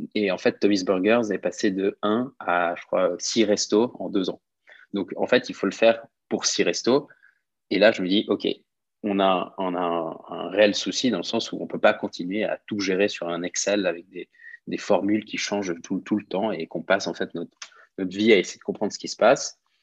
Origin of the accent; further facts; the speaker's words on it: Switzerland; also born or lived in Lausanne / London; now in Geneva, Switzerland; je suis suisse-italien, j'ai 29 ans, j'habite à Genève.